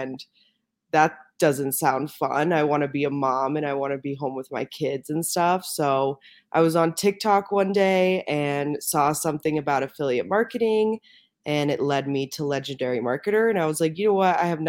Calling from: Denver, Colorado, United States; Denver, Colorado right now.

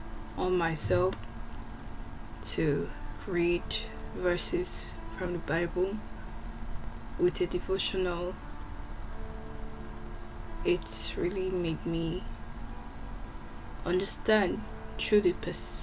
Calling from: Moscow, Russia; Hello everyone … I am recording this from Moscow, Russia.

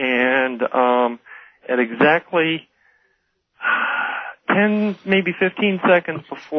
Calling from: Tucson, Arizona, United States; I'm going to use an alias of Bill. I'm calling from Tucson, Arizona.

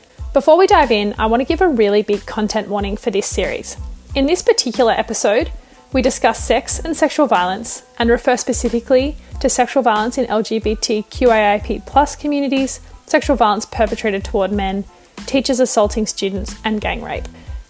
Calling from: New South Wales, Australia; I'm calling in from Goombangi land.

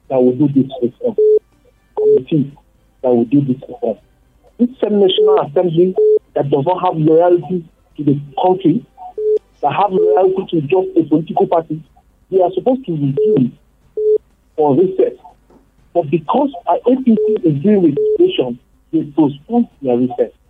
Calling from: Bukuru, Plateau, Nigeria; I'm calling from Bukuru.

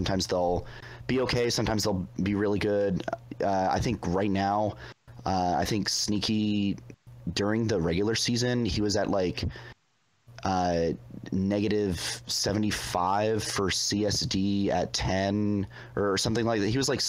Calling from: Reston, Virginia, United States; I'm calling from Reston, Virginia, which is 15 minutes away from that guy who called from Sterling, Virginia.

